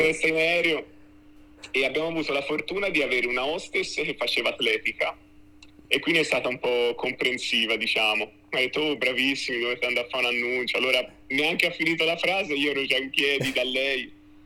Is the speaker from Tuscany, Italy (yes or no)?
yes; Florence, Tuscany, Italy; essendo fiorentino doc